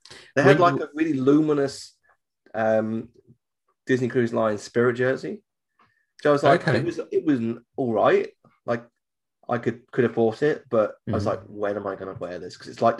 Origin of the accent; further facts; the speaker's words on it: United Kingdom; I'm from the UK.